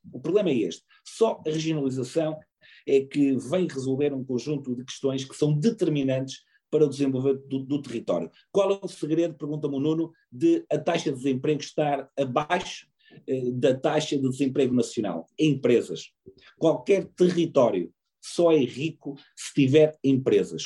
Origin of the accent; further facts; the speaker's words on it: Portugal; eu, enquanto português